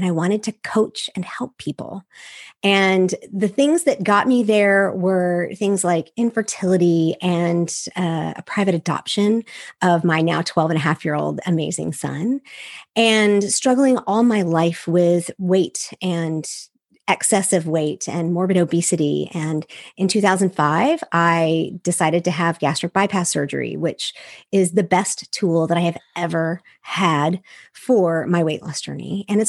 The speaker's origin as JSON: {"language": "English", "region": "Seoul", "country": "South Korea", "tie": "born or raised there", "said": "I'm a missionary kid. I grew up overseas from the United States. I grew up in Seoul, Korea, which gives you a really unique view of the world."}